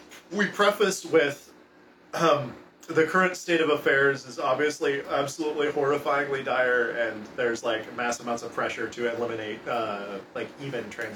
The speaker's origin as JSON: {"language": "English", "town": "Portland", "region": "Oregon", "country": "United States", "said": "My family's from Michigan, but we're from Portland"}